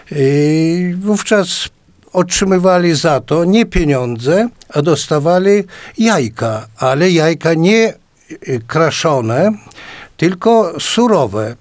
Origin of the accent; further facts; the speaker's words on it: a village near Potoka, Podlaskie Voivodeship, Poland; now in Białystok, Poland; w mojej wsi.